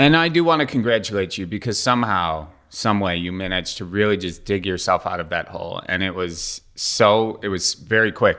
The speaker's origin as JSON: {"language": "English", "town": "Milwaukee", "region": "Wisconsin", "country": "United States", "moved": "yes", "said": "that's what we call drinking fountains in Milwaukee is a bubbler."}